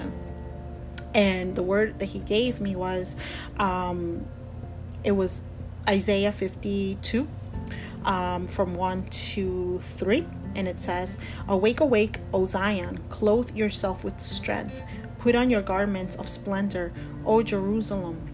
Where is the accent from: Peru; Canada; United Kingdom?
Peru; now in United States; I was born and I was raised in Peru. But right now, this is where I reside in the United States